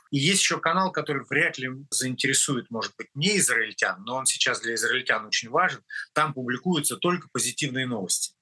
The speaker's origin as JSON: {"language": "Russian", "country": "Russia", "tie": "born or raised there", "moved": "as an adult", "lives_now": "Israel", "said": "я россиянин, э, в анамнезе 53 года прожил в России, родился там, учился там"}